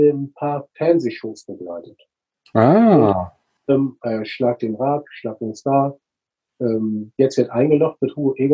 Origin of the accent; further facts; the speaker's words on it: Flensburg, Schleswig-Holstein, Germany; moved away as an adult; now in Hamburg, Germany; Also ich komme mehr aus Hamburg, eigentlich geborener Flensburger. Beruflich hat es mich äh, nach Hamburg verschlagen.